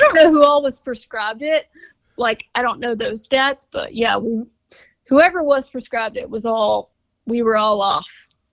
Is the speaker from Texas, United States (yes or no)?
yes; Orange, Texas, United States; moved away as an adult; also born or lived in Houston, Texas; I'm from like a small town called Orange, but yeah, at the time of the show, I was living in Houston